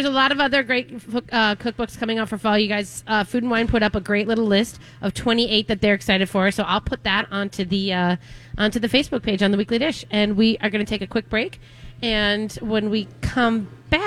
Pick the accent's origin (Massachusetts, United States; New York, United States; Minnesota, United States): Minnesota, United States; I'm from Minnesota. I make hot dish